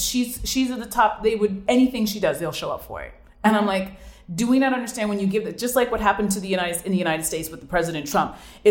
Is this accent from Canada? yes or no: yes; Canada; I'm from Canada.